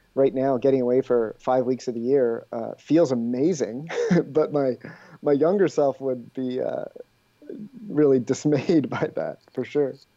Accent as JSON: {"language": "English", "region": "Ontario", "country": "Canada", "tie": "born or raised there", "also_born_or_lived": "British Columbia", "moved": "as an adult", "lives_now": "Quebec, Canada", "said": "I grew up in Ontario"}